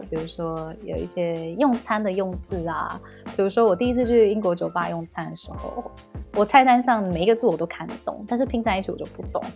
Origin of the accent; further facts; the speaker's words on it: Taiwan; also born or lived in United Kingdom; 想说回来，回来台湾休息一下，见见爸妈